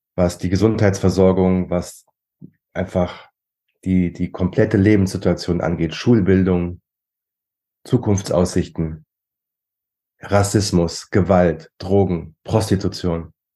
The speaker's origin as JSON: {"language": "German", "country": "Germany", "said": "bei uns in Deutschland"}